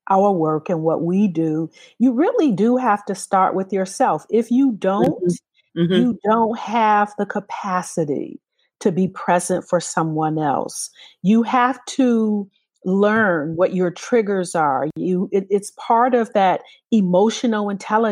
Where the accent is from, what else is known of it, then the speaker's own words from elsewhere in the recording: Detroit, Michigan, United States; When I was growing up in Detroit